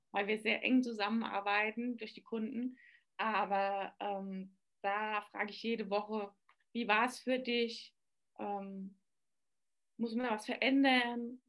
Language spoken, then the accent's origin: German; Aschaffenburg, Bavaria, Germany; ich komme aus Aschaffenburg, aus dem schönen Aschenbecher, sagt man bei uns